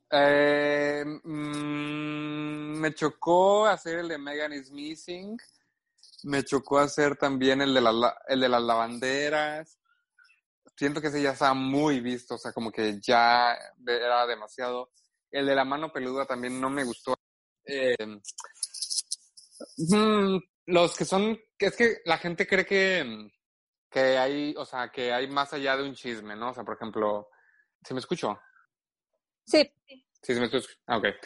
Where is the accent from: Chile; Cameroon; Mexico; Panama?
Mexico; Guadalajara, Jalisco; Pero yo soy de Guadalajara, orgullosamente